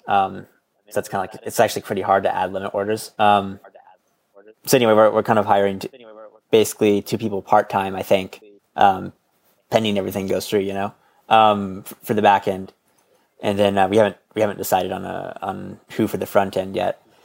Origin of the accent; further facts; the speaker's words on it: Midwest, United States; I'm from the Midwest